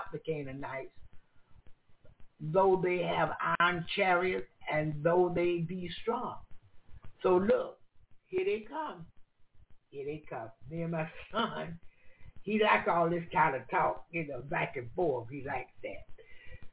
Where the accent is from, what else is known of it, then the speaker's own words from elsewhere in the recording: United States; I'm from America